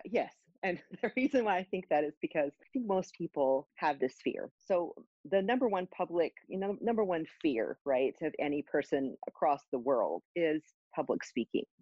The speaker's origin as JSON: {"language": "English", "town": "Austin", "region": "Texas", "country": "United States", "said": "I'm from Austin. Our band was based in Austin"}